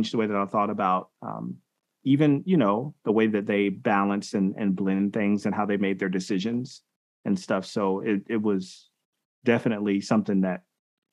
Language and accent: English; Milledgeville, Georgia, United States; I grew up in Milledgeville, Georgia